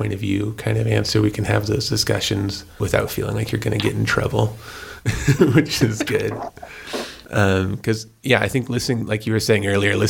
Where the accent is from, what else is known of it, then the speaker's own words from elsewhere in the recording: New Mexico, United States; growing up in New Mexico